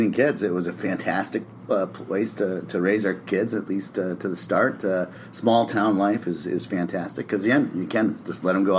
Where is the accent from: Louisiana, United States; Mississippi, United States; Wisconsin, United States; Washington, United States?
Wisconsin, United States; moved away as an adult; also born or lived in Iowa / Austin, Texas / Houston, Texas; Yeah, so grew up in a small town, Wisconsin, about 1,000 people. Went to Iowa State for my chemical engineering degree.